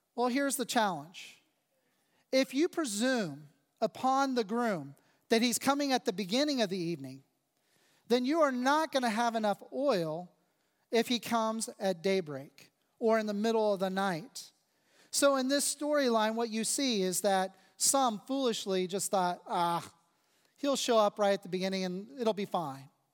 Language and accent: English; United States; I am thankful to be an American. I am grateful to be a citizen of this country. I'm grateful to live here